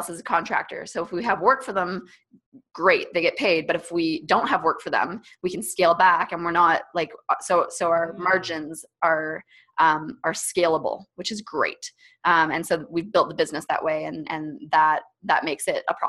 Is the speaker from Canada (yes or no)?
yes; Canada; first language English; I freaking grew up in Canada and have like, I went to university in Canada. Of course, this is my first language